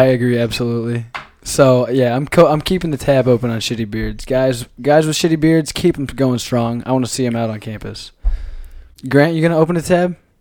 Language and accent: English; Grinnell, Iowa, United States; I'm from Iowa